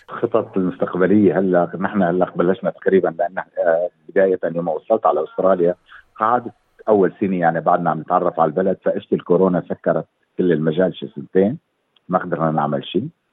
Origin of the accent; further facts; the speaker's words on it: Syria; moved away as an adult; also born or lived in Lebanon / Erbil, Iraq; now in Australia; طلعت من سوريا بال 2014